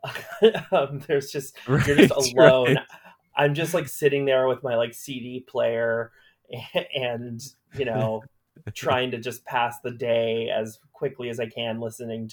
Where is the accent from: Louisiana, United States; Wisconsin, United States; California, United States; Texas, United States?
California, United States; Orange County; moved away as an adult; also born or lived in Queens, New York; I grew up in Orange County predominantly